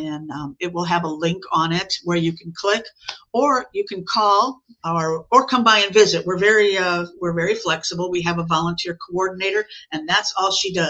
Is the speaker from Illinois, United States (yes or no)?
yes; Chicago, Illinois, United States; moved away as an adult; also born or lived in South Lee County, Florida; now in Lee County, United States; I'm from Chicago, but I've been down here for 35 years now